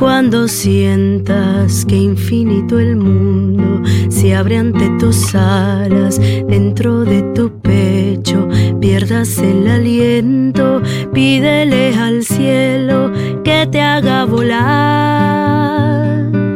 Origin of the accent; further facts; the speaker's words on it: Veracruz, Mexico; de, Veracruz, de donde yo vengo